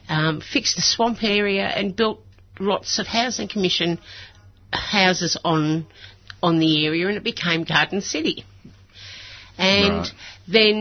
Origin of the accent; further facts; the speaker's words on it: Melbourne, Victoria, Australia; Yes, I grew up in Middle Park.